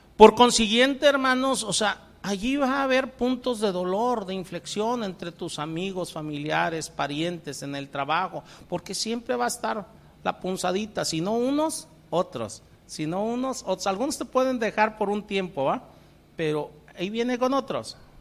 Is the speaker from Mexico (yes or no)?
yes; Colima, Mexico; moved away; Yo vengo de Colima, el, en el Señor me tocó en suerte nacer por allá